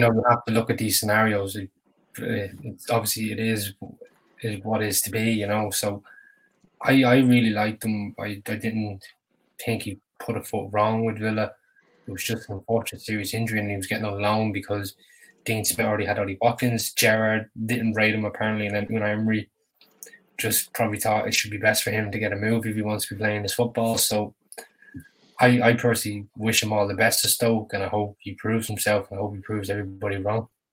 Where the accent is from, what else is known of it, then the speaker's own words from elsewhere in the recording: Ireland; being an Irishman